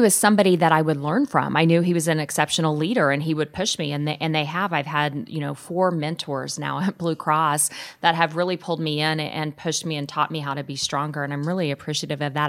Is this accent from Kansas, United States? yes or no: yes; Wellington, Kansas, United States; now in Omaha, United States; my hometown of Wellington, Kansas, a town of about eight or nine thousand